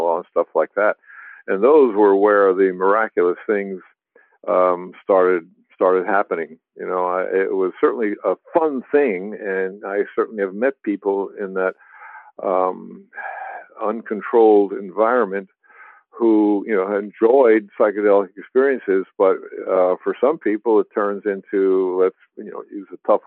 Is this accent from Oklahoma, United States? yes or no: no; New York City, New York, United States; moved away as an adult; also born or lived in New Jersey; I was very young in New Jersey, and then we moved to Manhattan